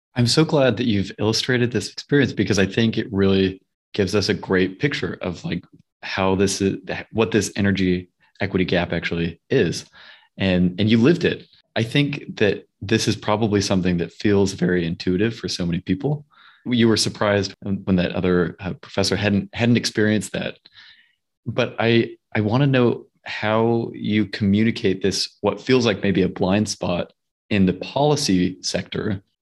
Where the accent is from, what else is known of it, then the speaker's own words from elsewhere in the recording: Salt Lake City, Utah, United States; moved away; I grew up in Salt Lake City, Utah